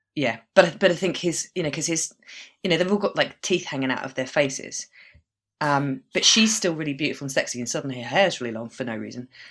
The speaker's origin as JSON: {"language": "English", "country": "United Kingdom", "tie": "born or raised there", "said": "growing up in Britain and being the age I am"}